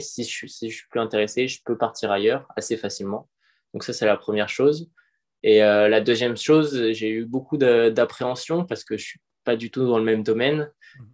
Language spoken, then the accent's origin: French; Paris, Île-de-France, France; moved away; je suis parisien de base